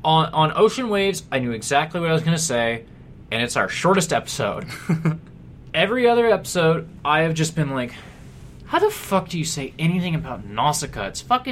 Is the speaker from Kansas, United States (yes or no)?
yes; Kansas, United States; also born or lived in Missouri; I am from Kansas and Missouri, and the Chiefs are my team